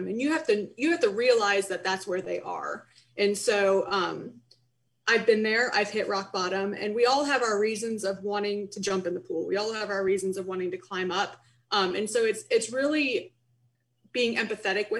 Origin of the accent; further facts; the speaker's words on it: Canton, Ohio, United States; moved away as an adult; also born or lived in Columbus, Ohio / Pittsburgh, Pennsylvania; now in Bridgeport, United States; I was born in Canton, Ohio. I attended Capital University in Columbus, Ohio.